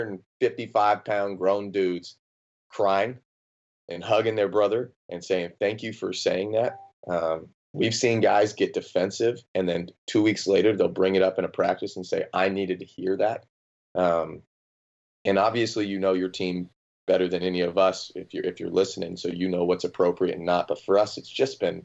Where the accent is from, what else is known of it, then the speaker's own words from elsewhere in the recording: Phoenix, Arizona, United States; I'm a Phoenix Suns guy, born and raised in Phoenix